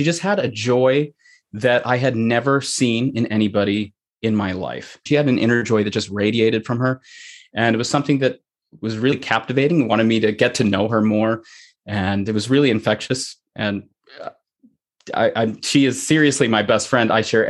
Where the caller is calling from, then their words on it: Saline, Michigan, United States; I am in Saline, Michigan, which is my home.